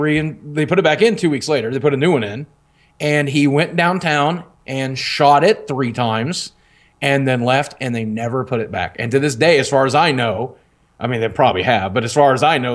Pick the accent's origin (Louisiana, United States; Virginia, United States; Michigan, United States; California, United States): Virginia, United States; St. Paul; also born or lived in Kentucky; Well, no, I'm from Virginia. I grew up, my parents moved out of there to Virginia, and they thought they'd made it because they moved to the western part of Virginia, not West Virginia, but the southwestern part near Wise County, St. Paul, Virginia.